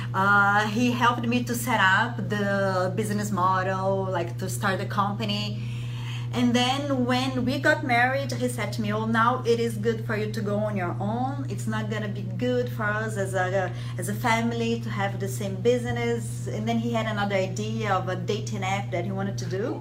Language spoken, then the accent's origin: English; Brazil; moved away as an adult; also born or lived in Rome, Italy / France; I'm from Brazil, but I I'm half Italian